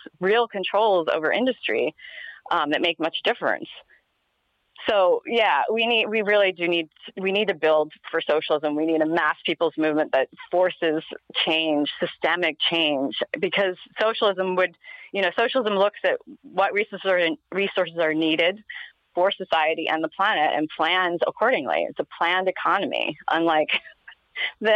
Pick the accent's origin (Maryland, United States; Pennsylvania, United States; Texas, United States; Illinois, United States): Pennsylvania, United States; moved away; I grew up in Pennsylvania and there's still a lot of, it's still coal country out there